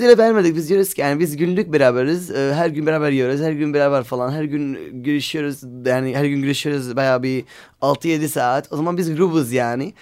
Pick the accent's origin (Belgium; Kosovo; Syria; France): Syria; Aleppo, Aleppo Governorate; Turkish is a second language; now in Istanbul, Turkey; Biz Suriyeliyiz. Ve Halep'teyken bayağı bir konserler yaptık beraber.